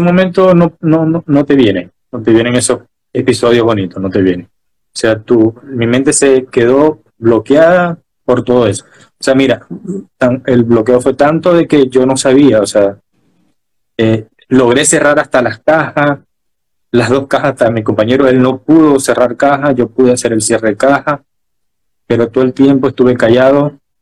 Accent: Maracaibo, Zulia, Venezuela; now in Chile; yo soy maracucho y sé que la gente me dice, pero dice, no, pero no parece maracucho. Y yo, sí, lo sé, pero soy maracucho

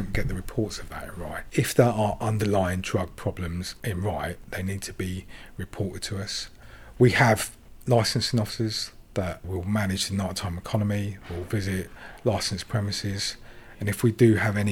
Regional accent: Sri Lanka; now in United Kingdom; I was born in Sri Lanka

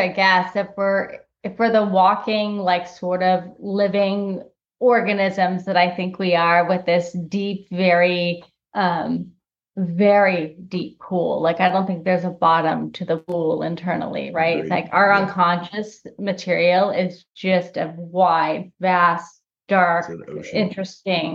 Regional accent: Los Angeles, California, United States; when I was a kid, I grew up in Los Angeles

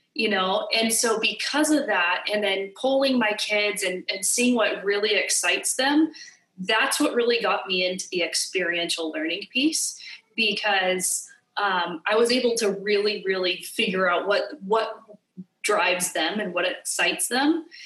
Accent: California, United States; moved away as an adult; now in Hawaii, United States; I'm from California, uh, born and raised in California.

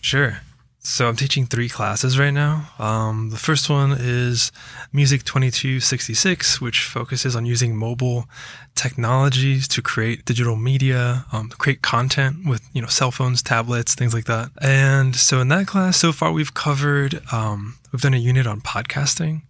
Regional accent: Rockville, Maryland, United States; moved away; also born or lived in Georgia; I mostly grew up around D C

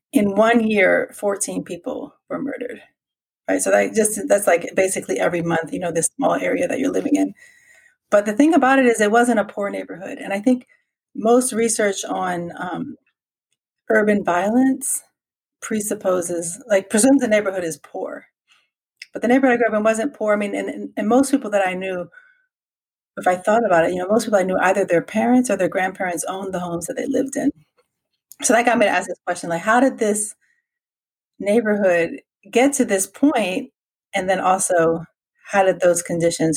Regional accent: Washington, District of Columbia, United States; moved away as an adult; also born or lived in Kansas; now in Merced, United States; I'm originally from Washington, D.C. I graduated high school in 1991, just to give you a context of the time period that I grew up

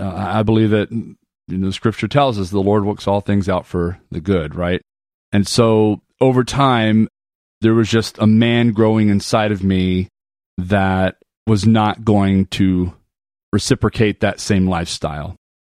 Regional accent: Panama; born there; also born or lived in Germany / Arizona / Texas / Atlanta; My dad was in the military, and so we've lived pretty much around the world. I was born in Panama, Central America. We lived in Germany, Arizona, Texas. Finally landed in Atlanta

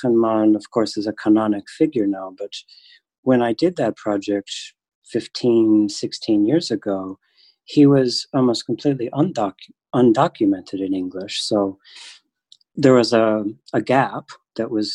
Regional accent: Michigan, United States; I am from Michigan

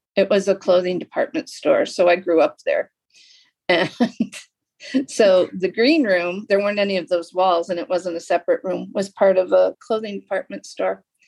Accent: Lapeer, Michigan, United States; moved away as an adult; also born or lived in Milwaukee; I grew up in Lapeer

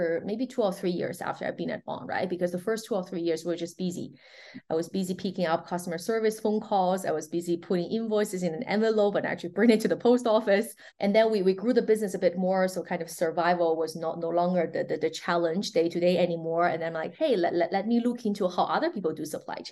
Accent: China; moved away as an adult; also born or lived in New York, United States; now in Switzerland; I'm born and raised in China

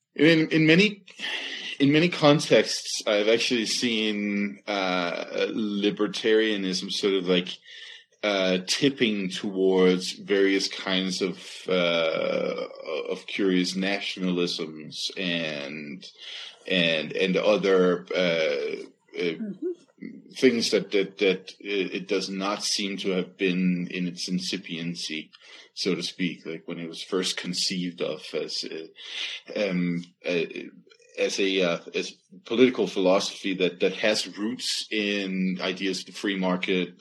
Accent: Denmark; now in United States; I'm from Jutland, right? That's where I was born

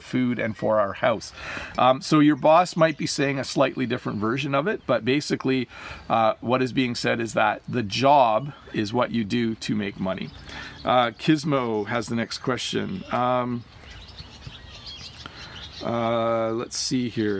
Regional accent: Ontario, Canada; also born or lived in Quebec; as an English-speaking Canadian

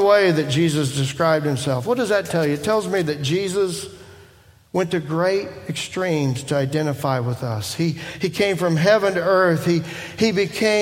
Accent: Indiana, United States; I grew up in Indiana.

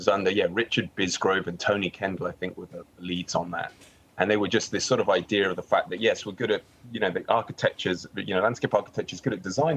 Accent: Nailsworth, South West England, United Kingdom; moved away as an adult; also born or lived in New York, United States / London, United Kingdom; now in Santa Monica, United States; I'm originally from Gloucester, or a little village called Nailsworth.

